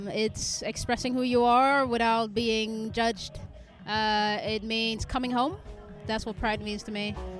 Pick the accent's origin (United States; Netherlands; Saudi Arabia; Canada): Netherlands; moved away as an adult; now in United Kingdom; I'm from Holland. Nice. Came to the UK 2.5 years ago